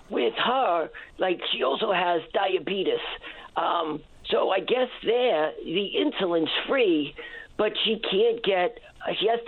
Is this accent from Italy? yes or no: no; New York City, New York, United States; now in Newfoundland and Labrador, Canada; I'm an immigrant from New York City originally, and uh, my mother eh, lives here. She was originally from Ottawa.